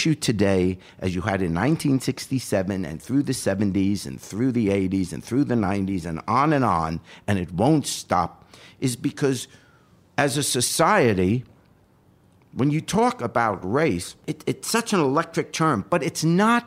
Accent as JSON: {"language": "English", "region": "New York", "country": "United States", "tie": "born or raised there", "moved": "as an adult", "lives_now": "Cincinnati, United States", "said": "except for the first 5 years of my life, I grew up in New York"}